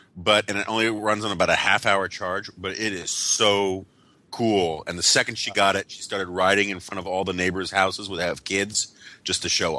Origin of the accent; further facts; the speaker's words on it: New York, United States; growing up in New York in the 1970s